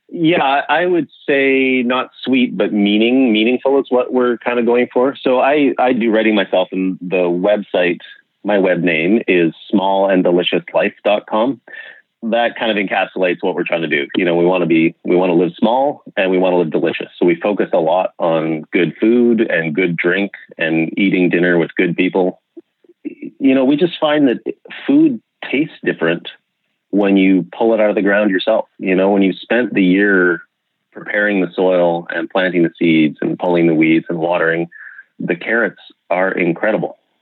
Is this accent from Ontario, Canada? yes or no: no; Okanagan, British Columbia, Canada; I grew up in the Okanagan, in British Columbia